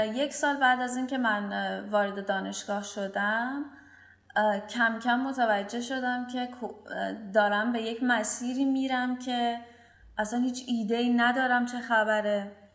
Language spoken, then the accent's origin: Persian; Bandar Abbas, Hormozgan, Iran; من توی بندرباس به دنیا آمدم و همینجا شروع به کار کردم